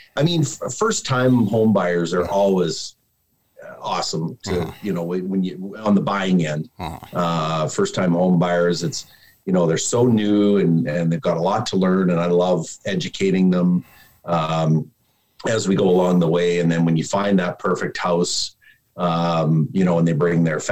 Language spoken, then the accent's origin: English; Calgary, Alberta, Canada; born and raised in Calgary